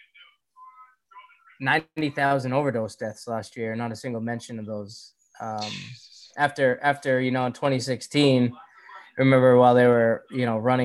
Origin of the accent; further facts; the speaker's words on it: Winchendon, Massachusetts, United States; also born or lived in Worcester / Leominster; I'm from North Central Mass